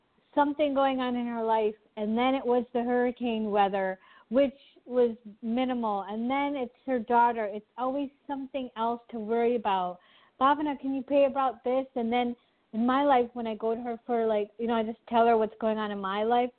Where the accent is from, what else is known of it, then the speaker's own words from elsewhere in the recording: United States; I'm American, meaning I grew up in America, but we came when I was one